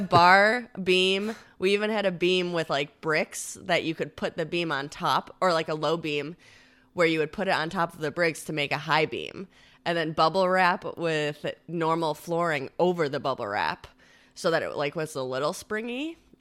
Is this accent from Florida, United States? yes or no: no; Victor, New York, United States; I am from Rochester, New York. I grew up in a little town, or I guess it's kind of a big town called Victor